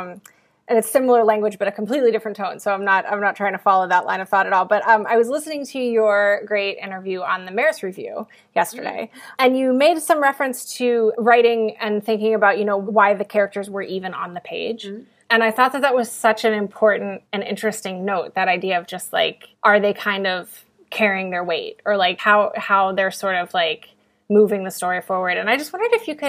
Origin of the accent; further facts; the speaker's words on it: Appalachia, United States; I come from Appalachia and that's the focus of my fiction as well.